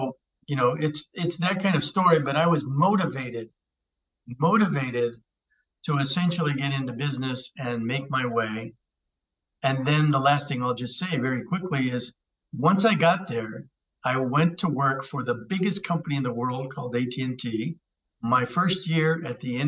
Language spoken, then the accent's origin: English; Cheyenne, Wyoming, United States; I grew up in Cheyenne, Wyoming. My family's roots are in northern New Mexico